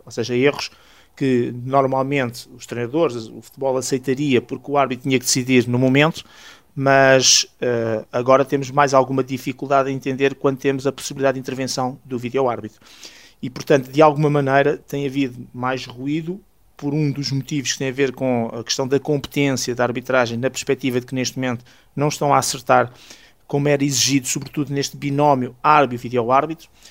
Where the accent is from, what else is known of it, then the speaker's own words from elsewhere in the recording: Alcainça, Lisbon, Portugal; aqui da minha terra, em Alcaínça